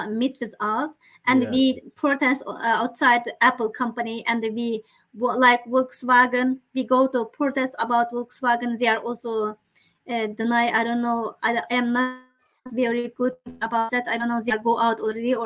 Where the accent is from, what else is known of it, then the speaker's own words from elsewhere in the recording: East Turkestan, Xinjiang, China; English is a second language; moved away as an adult; now in United States; I live in China, I study in China, I grew up in China